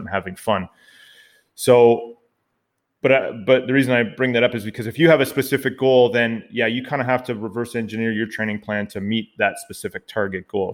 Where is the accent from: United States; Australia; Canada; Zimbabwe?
Canada; also born or lived in Ottawa, Ontario, Canada; I'm the Canadian half of this dynamic podcasting duo